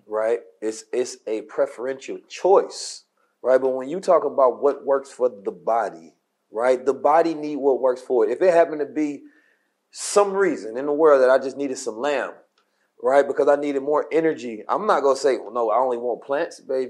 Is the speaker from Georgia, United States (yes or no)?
no; Oakland, California, United States; I was growing up in Oakland